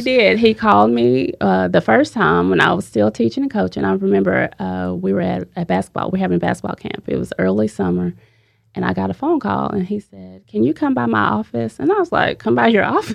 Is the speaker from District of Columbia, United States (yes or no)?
no; Mount Pleasant, Texas, United States; I'm from Mount Pleasant, Texas. I attend a high school at Rivercrest, uh, but I've always lived here, born here, raised here